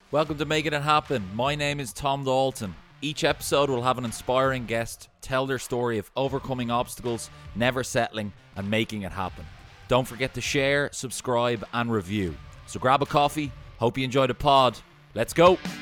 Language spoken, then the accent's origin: English; Deansgrange, Dublin, Leinster, Ireland; I grew up in Dean's Grange